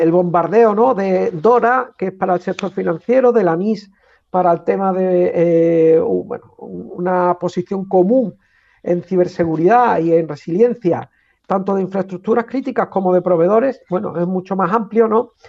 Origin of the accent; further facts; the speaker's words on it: Andalusia, Spain; Como andaluz y como coordinador del centro, ver cómo nuestra comunidad avanza en este sentido.